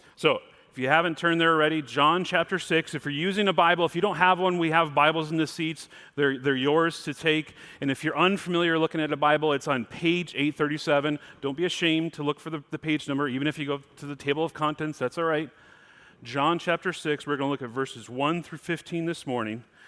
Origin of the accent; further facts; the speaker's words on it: Mount Morris, Michigan, United States; now in Pacific Northwest, United States; I'm from Mount Morris